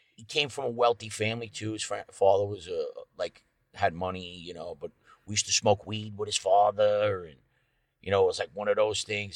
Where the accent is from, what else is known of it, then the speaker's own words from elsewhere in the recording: Rocky Point, New York, United States; I grew up on the North Shore in, uh, Rocky Point, Sound Beach area.